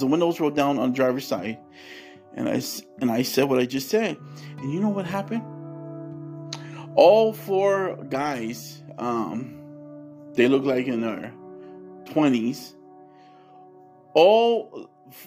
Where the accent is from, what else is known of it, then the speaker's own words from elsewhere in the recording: California, United States; I grew up in California